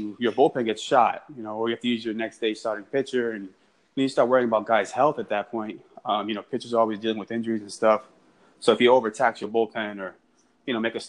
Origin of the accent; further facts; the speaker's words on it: Massachusetts, United States; moved away; I'm not from here, so I'm from Massachusetts